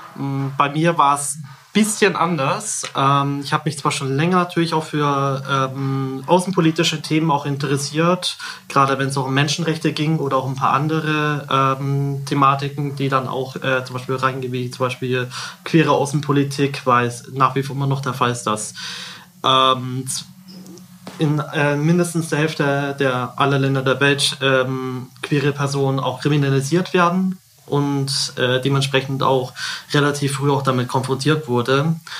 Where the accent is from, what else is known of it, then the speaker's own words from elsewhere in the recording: Kolbermoor, Bavaria, Germany; komme aus Kolbermoor